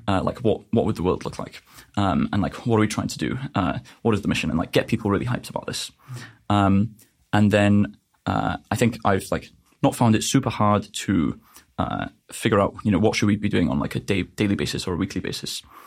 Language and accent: English; North Wales, United Kingdom; I'm from North Wales in the U K